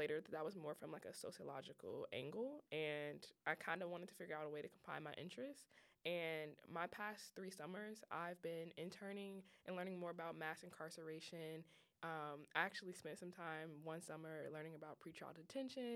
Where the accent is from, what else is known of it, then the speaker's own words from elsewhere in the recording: Chicago, Illinois, United States; also born or lived in North Carolina; Being a Chicago native, I know here in this podcast, everyone is going to laugh at me because I always talk about how I'm from Chicago